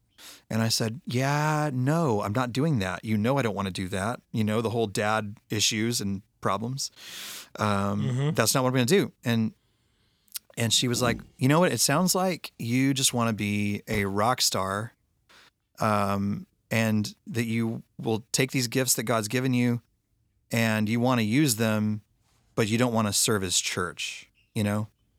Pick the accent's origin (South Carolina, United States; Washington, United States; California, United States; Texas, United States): Texas, United States; you know, I grew up in Texas. My dad was a music minister, and it was the, you know, early 80s Southern Baptist church world.